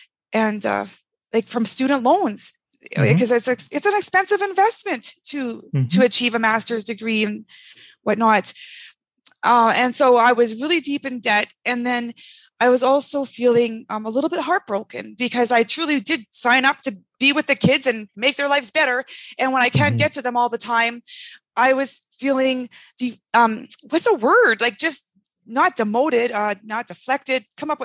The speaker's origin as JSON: {"language": "English", "country": "Canada", "also_born_or_lived": "California", "said": "journey took me on the map to California, where I also experienced all those settings. And finally, I'm from Canada. It was time to come home. So I moved to Ontario, and that's where we launched Tiny Eye."}